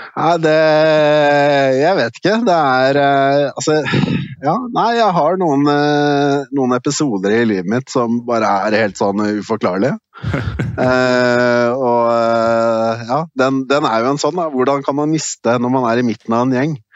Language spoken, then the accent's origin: Norwegian; Norway; moved away as an adult; now in Brussels, Belgium; Hjemme i Norge